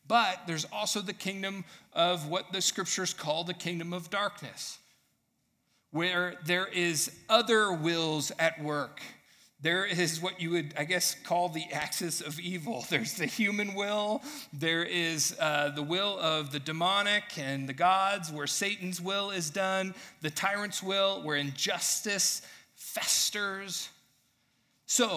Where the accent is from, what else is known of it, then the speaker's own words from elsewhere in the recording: United States; as an American consumer living in this time period that I'm